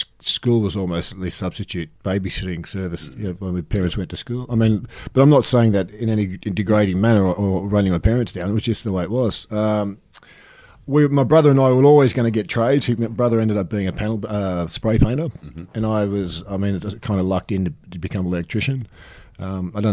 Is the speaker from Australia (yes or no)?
yes; Sydney, New South Wales, Australia; born or raised there; also born or lived in Battersea, London, England